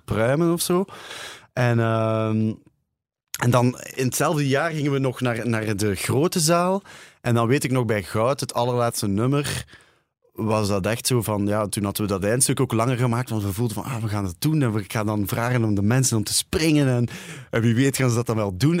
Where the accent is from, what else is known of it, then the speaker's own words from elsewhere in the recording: Ghent, Flanders, Belgium; omdat ik van Gent ben